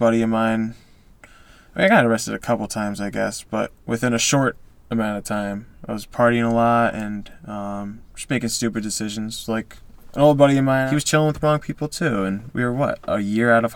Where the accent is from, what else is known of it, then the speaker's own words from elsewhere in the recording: Newtown, Connecticut, United States; also born or lived in Utah / Shelton, Connecticut; I went to Newtown with Emily.